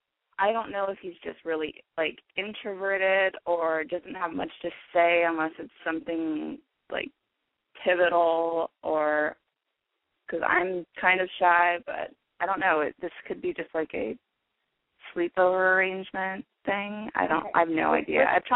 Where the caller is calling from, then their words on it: Oregon, United States; I'm 23. And I'm calling from Oregon.